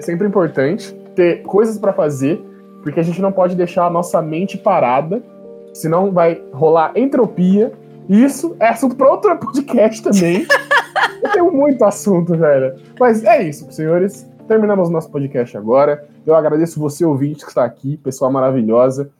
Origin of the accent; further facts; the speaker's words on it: Brazil; a gente é BR